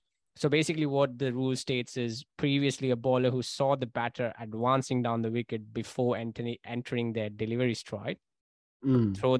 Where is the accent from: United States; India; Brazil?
India; I come from India